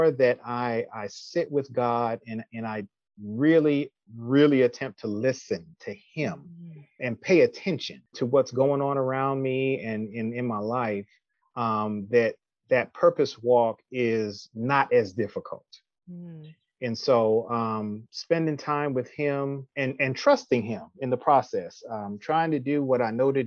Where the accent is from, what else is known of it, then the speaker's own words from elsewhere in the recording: New York City, New York, United States; moved away as an adult; also born or lived in Syracuse, New York; now in Austell, Georgia, United States; I'm originally from Brooklyn, New York